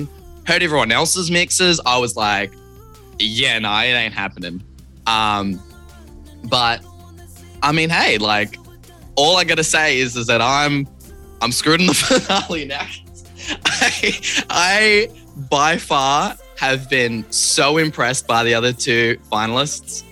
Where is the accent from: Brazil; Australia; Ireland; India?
Australia; Sydney, New South Wales; I'm from Sydney.